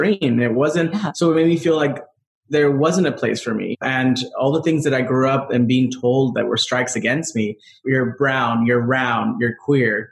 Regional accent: Rosemead, California, United States; I grew up in Rosemead

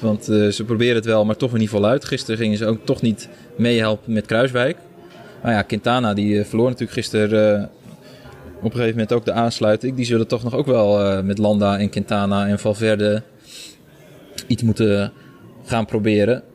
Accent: Netherlands; voor ons als Nederlandse journalisten

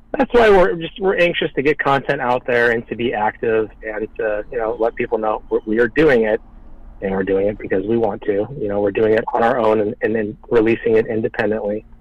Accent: Omaha, Nebraska, United States; we grew up in Omaha

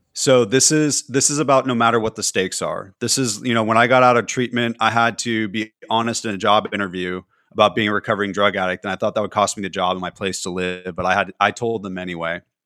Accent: California, United States; moved away; also born or lived in Tennessee; being a Californian

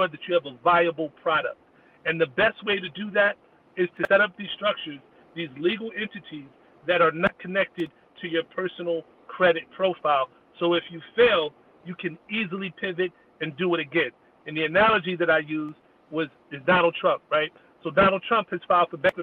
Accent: New Jersey, United States; also born or lived in Atlanta; my home state of New Jersey, which really only because I started there, because that's where I grew up

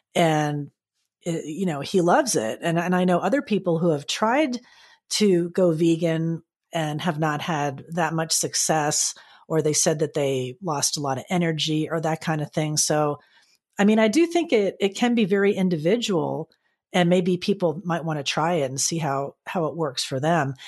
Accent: Florida, United States; growing up in Florida

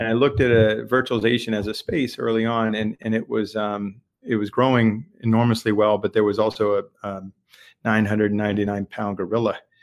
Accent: Lexington, Massachusetts, United States; I'm a local. Uh, grew up in Lexington, Massachusetts

